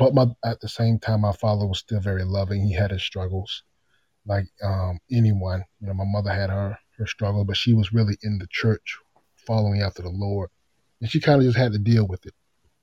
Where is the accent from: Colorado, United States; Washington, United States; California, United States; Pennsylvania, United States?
Washington, United States; Tacoma; born there; Like you said, I was born in Tacoma, Washington.